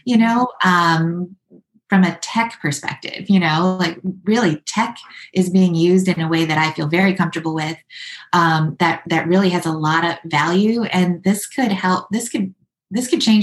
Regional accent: Midwest, United States; moved away as an adult; also born or lived in New York; I'm actually from the Midwest, but I moved to New York to live the artist dream

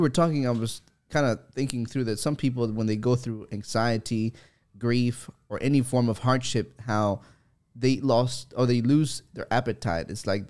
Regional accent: El Salvador; moved away; I'm from El Salvador

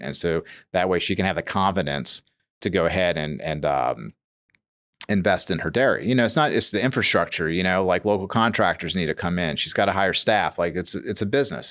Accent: New Orleans, Louisiana, United States; also born or lived in Metairie; I grew up in Metairie and, and, and New Orleans, you know, so I'm not like a New York City kid, but I'm like a New Orleans kid

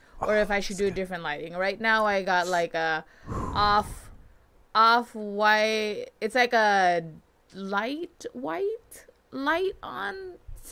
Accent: United States; I'm American

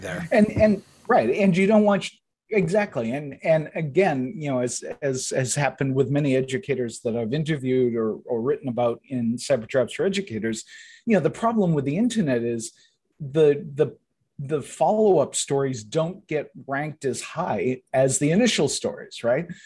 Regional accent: southeastern Massachusetts, United States; I grew up in southeastern Massachusetts

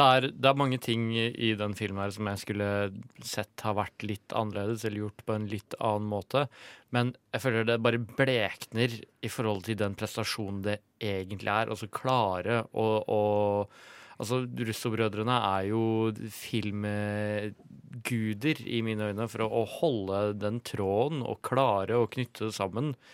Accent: Ringebu, Innlandet, Norway; jeg er jo fra Ringebu i Gudbrandsdalen

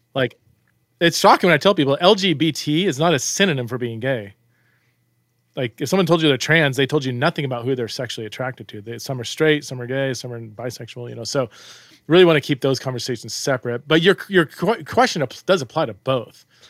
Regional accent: United States; I'm an American

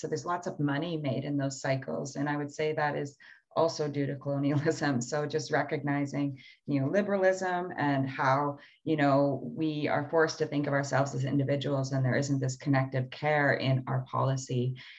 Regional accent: Canada; the way that we grew up in Canada now and our history that brought this here.

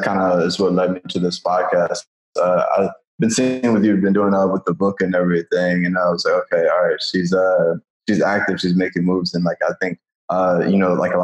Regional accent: Michigan, United States; moved away as an adult; now in New York, United States; I'm from Michigan originally

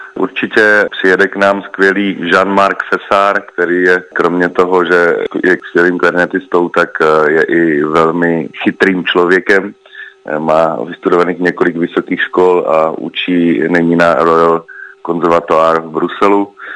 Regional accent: Czechia; my jsme obecně velmi hudební národ

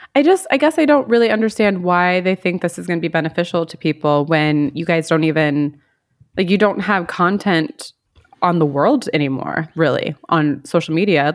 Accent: United States; moved away; I'm American and I I live in another country

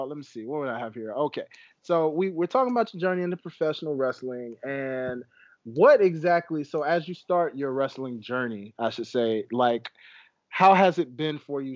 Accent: Memphis, Tennessee, United States; now in Atlanta, United States; I am actually from Memphis.

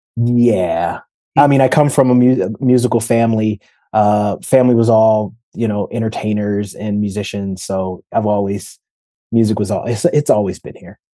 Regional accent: Detroit, Michigan, United States; born or raised there

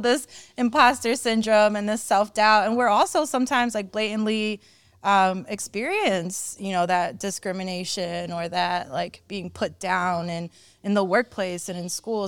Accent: Cleveland, Ohio, United States; I came over in the early nineties. I was, um, a young child. I think I was, like, around my son's age, actually, like, seven or eight. Um, and when I got to Cleveland

